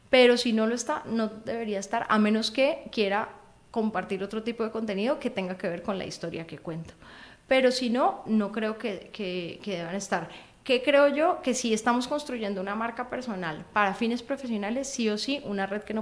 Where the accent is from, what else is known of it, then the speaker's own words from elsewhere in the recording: Cali, Valle del Cauca, Colombia; No, soy caleña.